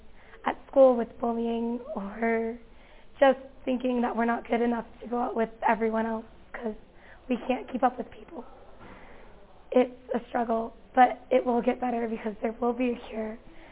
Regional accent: Corona, California, United States; I am 17 years old. I am from Corona, California.

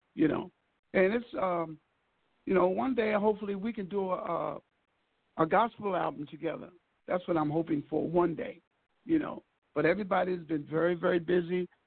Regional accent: Baltimore, Maryland, United States; moved away; also born or lived in Marina Del Rey; I'm originally from Baltimore, Maryland

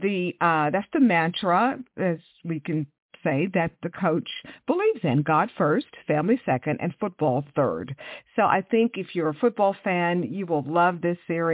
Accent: Houston, Texas, United States; moved away; I grew up in Houston.

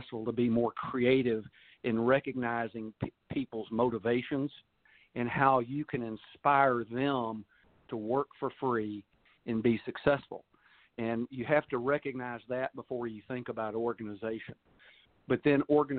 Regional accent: Texas, United States; accent: Texas; as a Texan and a baseball player and softball player and fan

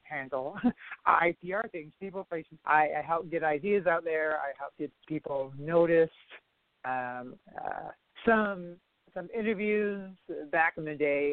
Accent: Toledo, Ohio, United States; I'm from Toledo originally

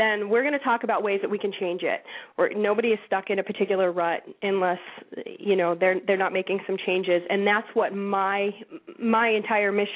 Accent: Massachusetts, United States; I'm from Massachusetts.

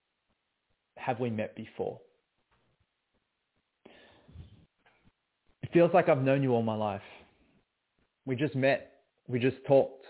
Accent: Melbourne, Victoria, Australia; I was born and raised in Melbourne, Australia

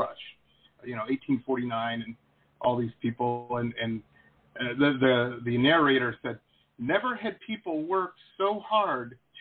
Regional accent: Detroit, Michigan, United States; moved away; I grew up in Detroit

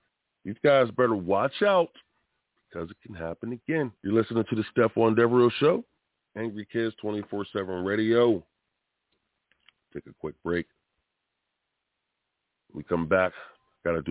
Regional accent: Pittsburgh, Pennsylvania, United States; we're from Pittsburgh

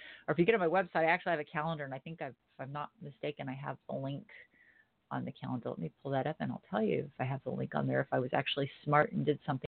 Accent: Florida, United States; I was raised in Florida

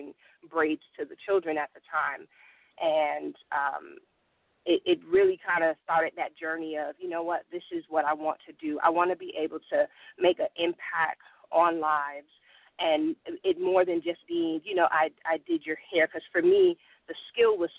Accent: New Haven, Connecticut, United States; moved away as an adult; now in Georgia, United States; I am originally from New Haven, Connecticut. I've been in Georgia for about 12 years now

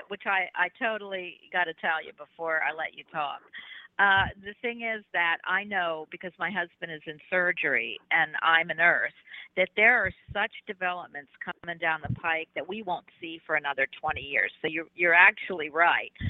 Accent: Philadelphia, Pennsylvania, United States; now in Florida, United States; I'm from Philadelphia, even though via Florida for 30 or 40 years

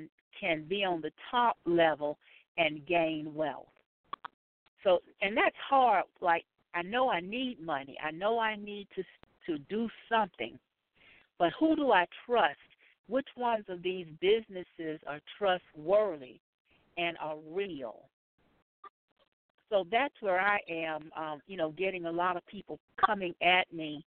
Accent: South Carolina, United States; I'm from South Carolina

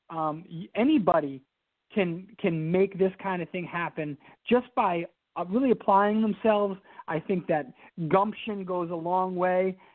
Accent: Albany, New York, United States; Well, um, I am born and raised in Albany. Um, I'm actually, I don't know if I'm a fifth or sixth generation Albany resident, and my my whole family's from Albany, and so Albany is it's it's in my blood.

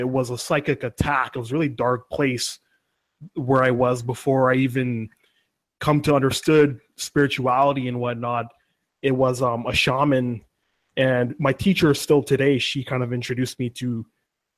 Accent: Vancouver, British Columbia, Canada; I'm from Vancouver, BC.

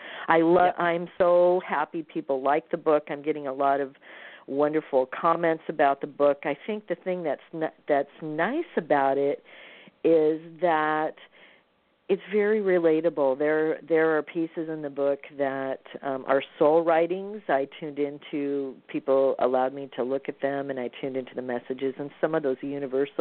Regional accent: Midwest, United States; I'm from the Midwest

